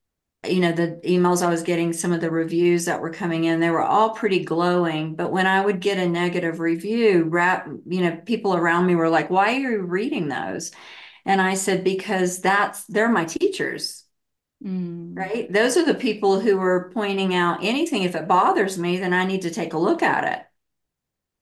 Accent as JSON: {"language": "English", "region": "the Bible Belt", "country": "United States", "tie": "born or raised there", "said": "I grew up in the Bible Belt, really heavily, you know, Christian"}